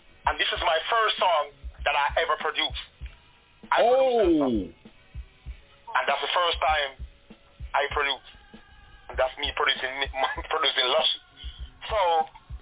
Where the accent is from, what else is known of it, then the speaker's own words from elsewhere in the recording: Jamaica; my community in Jamaica.